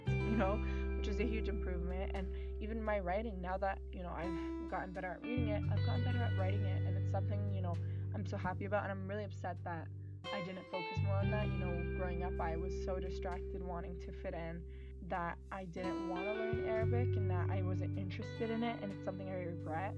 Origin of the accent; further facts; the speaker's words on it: Canada; i'm not from here and then he like he knew i like he knew i was canadian